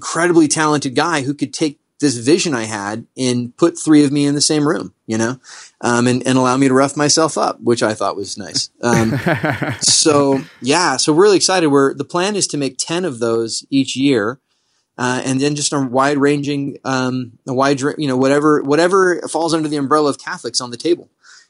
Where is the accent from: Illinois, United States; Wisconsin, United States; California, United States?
California, United States; San Diego County; I grew up in San Diego County. I live just across the border.